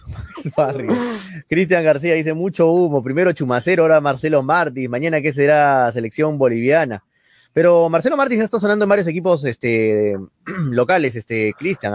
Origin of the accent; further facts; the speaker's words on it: Peru; soy peruano, pese a que soy hincha Melgar y todo, soy peruano